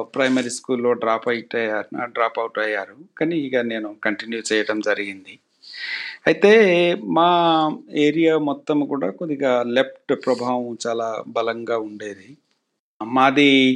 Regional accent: Kusumanchi, Telangana, India; also born or lived in Khammam; now in Hyderabad, India; మా స్కూళ్ళలో పోలీస్ క్యాంపులు ఉండేవి సో పోలీసు వాళ్ళతో మేము జిల్లెనకు అవి ఇవి కబడ్డీ ఆడుకుంటూ ఉండేటోళ్ళం చిన్నప్పుడు

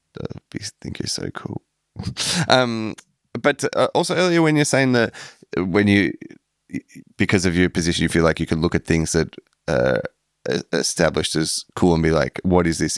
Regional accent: Melbourne, Victoria, Australia; moved away; growing up in Melbourne, I didn't have a sense that it was cool there at all

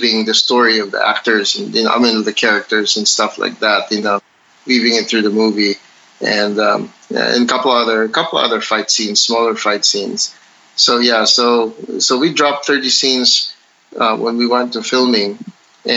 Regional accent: Philippines; me being Filipino and also a practitioner of Filipino martial arts

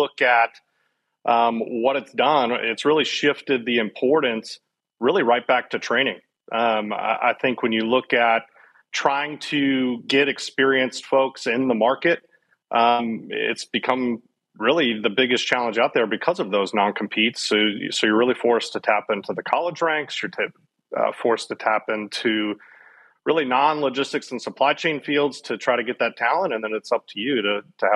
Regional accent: Cincinnati, Ohio, United States; moved away as an adult; now in Dallas, United States; I grew up and born and raised in Cincinnati

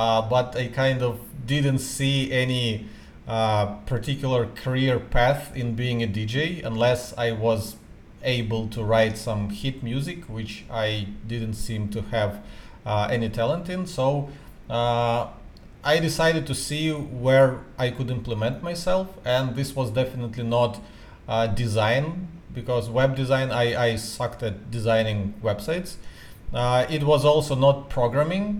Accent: Ukraine; moved away as an adult; now in Singapore; I am from Ukraine, lived there for almost 30 years of my life

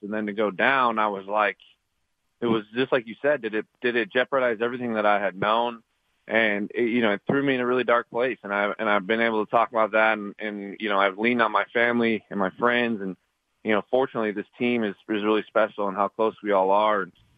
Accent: Montana, United States; I'm from Montana

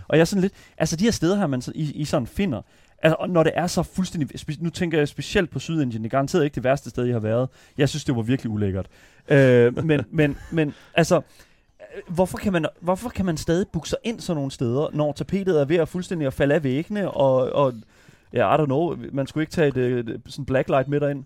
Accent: Horsens, Central Denmark Region, Denmark; jeg er fra Vestbyen i Horsens

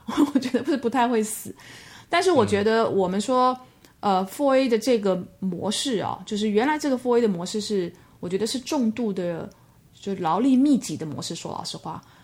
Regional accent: Taiwan; moved away as an adult; also born or lived in Mainland China; 工作到现在三十年，前面的二十七年都在同一个集团，就是 The B P P 集团。那，呃，前面的十二年是在台湾地区，是我，我台湾人

